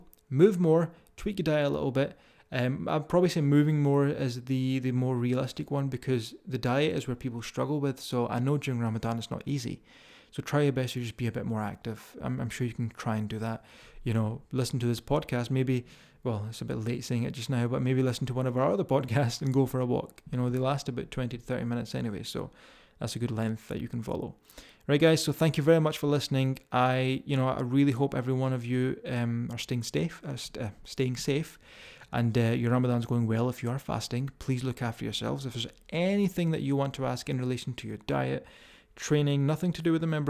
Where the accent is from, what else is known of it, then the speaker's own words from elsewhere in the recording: Scotland, United Kingdom; accent: Scottish; If you can deal with my strong Scottish accent.